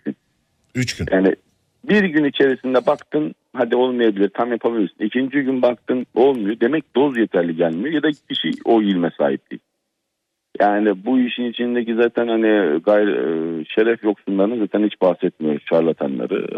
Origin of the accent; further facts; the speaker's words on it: Black Sea Region, Turkey; bizim Karadeniz'de